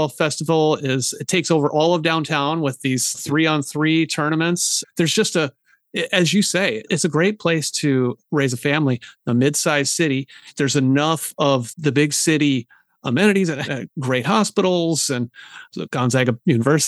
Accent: Seattle, Washington, United States; my hometown of Seattle

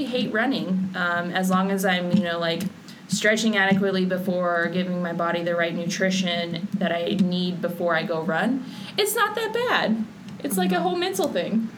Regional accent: Oklahoma City, Oklahoma, United States; I'm from Oklahoma City

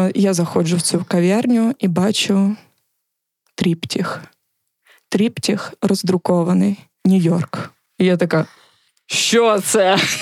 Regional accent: Kherson, Kherson Oblast, Ukraine; ми з Херсона

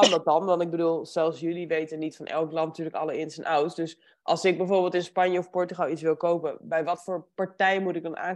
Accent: Netherlands; also born or lived in Egmond aan Zee

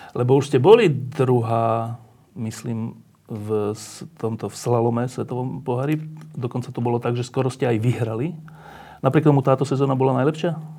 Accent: Bratislava, Bratislava Region, Slovakia; Ja som z Petržalky a ja som sa vždy po škole zgrupoval pred domami

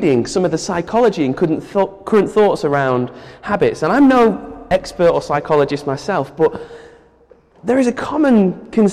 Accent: United Kingdom; as a British person

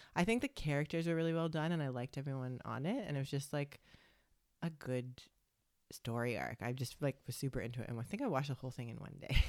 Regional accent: Canada; moved away as an adult; now in Gold Coast, Australia; we're two Canadian sisters living on the Gold Coast

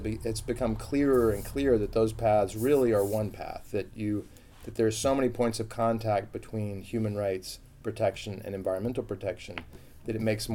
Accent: United States; I grew up in a suburb

